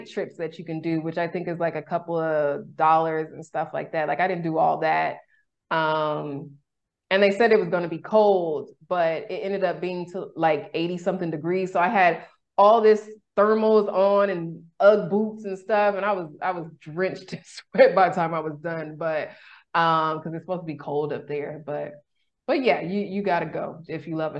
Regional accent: Sacramento, California, United States; moved away as an adult; now in Mexico; I'm originally from Sacramento.

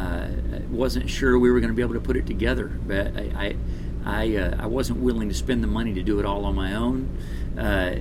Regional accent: Texas, United States; I am from Texas

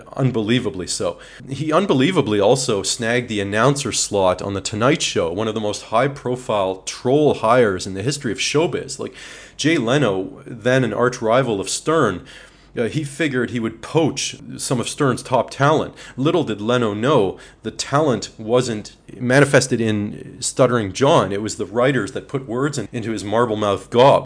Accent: Canada; as a Canadian

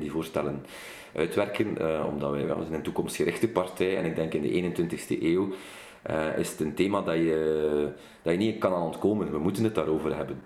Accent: Kortrijk, Flanders, Belgium; Ik kom uit Kortrijk. Ik ben een West-Vlaams parlementslid

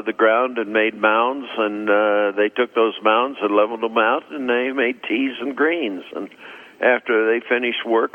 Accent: Silver City, New Mexico, United States; I grew up in Silver City, New Mexico.

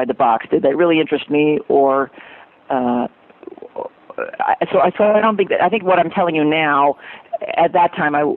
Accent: New Hampshire, United States; now in Utah, United States; I'm originally from New Hampshire

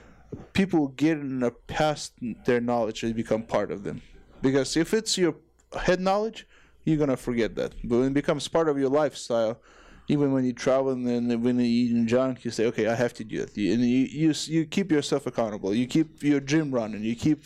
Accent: Ukraine; English is a second language; I was thinking about Ukraine because I was from Ukraine

